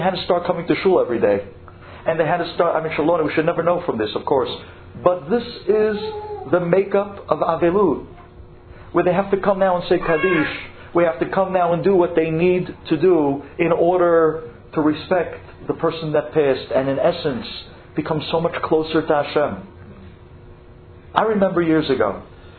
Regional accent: United States; also born or lived in Israel; I was the only American in an Israeli yeshiva

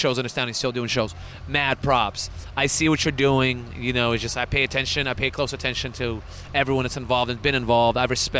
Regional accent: Boston, Massachusetts, United States; now in Sacramento, United States; I came originally from Boston, which is a major metropolis, and I found my passion here in California, and I love Sacramento.

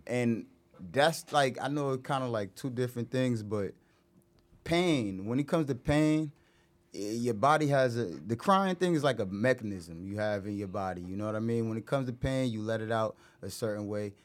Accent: Irvington, New Jersey, United States; I'm from Irvington

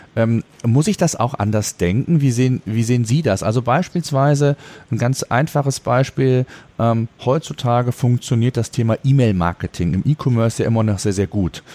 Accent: Germany; Bei uns in Deutschland

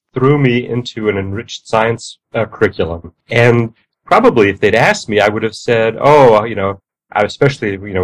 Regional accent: New York City, New York, United States; moved away; I grew up in New York City, in the borough of Queens

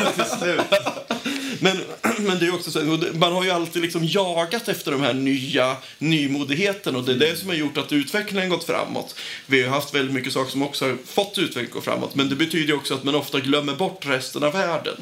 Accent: Nyköping, Södermanland, Sweden; also born or lived in Umeå; now in Linköping, Sweden; Jag kommer från Nyköping, har bott ett par år i Umeå också

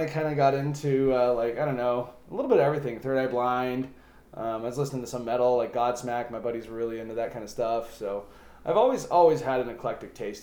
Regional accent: Centennial, Colorado, United States; born or raised there

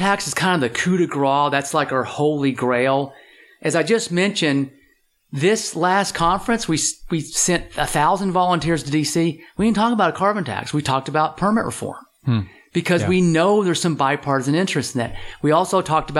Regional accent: Texas, United States; I'm from Texas and I got a lot of friends who work in the oil and gas industry

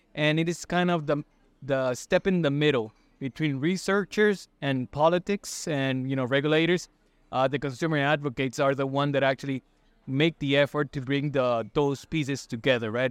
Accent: Costa Rica; I'm from Costa Rica.

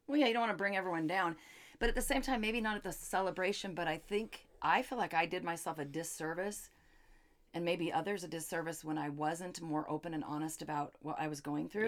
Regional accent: Seattle, Washington, United States; now in Phoenix, United States; we're from Seattle

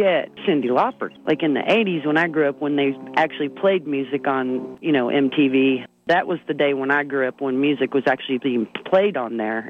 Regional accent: Gate City, Virginia, United States; moved away; also born or lived in Kingsport, Tennessee; And I was born in Kingsport, Tennessee, because Gate City, Virginia ain't got no hospital.

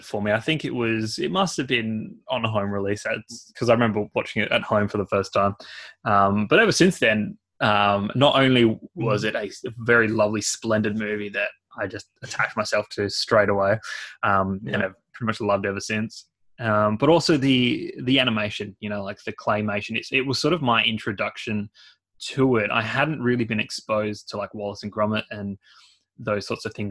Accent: Australia; as Aussie as it gets

